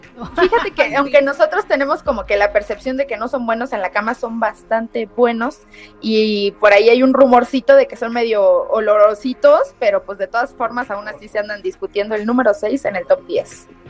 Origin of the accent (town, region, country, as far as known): Mexico